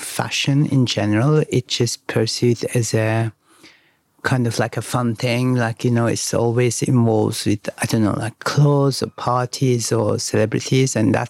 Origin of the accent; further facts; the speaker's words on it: Izmir, Turkey; I grew up in Izmir, more on the neighbors of the Greece side, like where the islands are, and close to Istanbul.